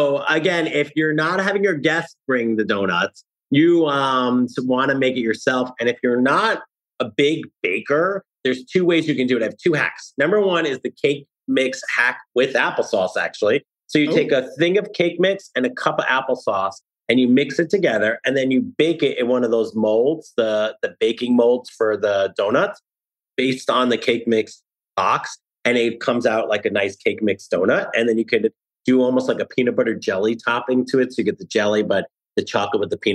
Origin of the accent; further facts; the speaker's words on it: New Jersey, United States; now in New York City, United States; I live in New York City, but I grew up in New Jersey